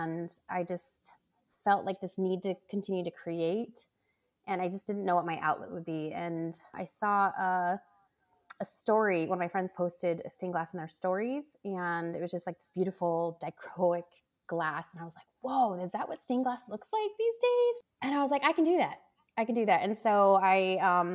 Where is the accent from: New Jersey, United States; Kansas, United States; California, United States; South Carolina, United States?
California, United States; I grew up in California